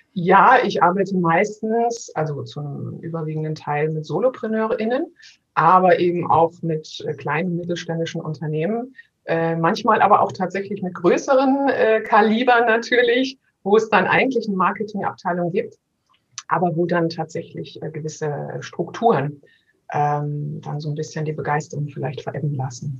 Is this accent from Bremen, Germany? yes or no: no; Berlin, Germany; als Berliner